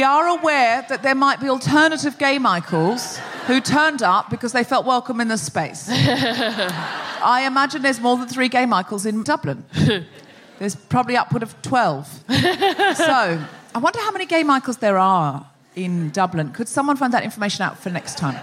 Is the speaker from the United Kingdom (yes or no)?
no; Australia; I'm Australian.